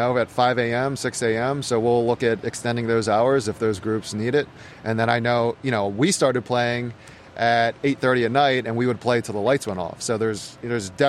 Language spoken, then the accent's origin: English; Harford County, Maryland, United States; I grew up in Harford County. I went to Folsom High School and really have lived in Maryland minus 2 years for my entire life